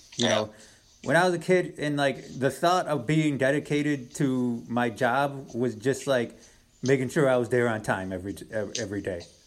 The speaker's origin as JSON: {"language": "English", "region": "Western New York", "country": "United States", "said": "Where we're from"}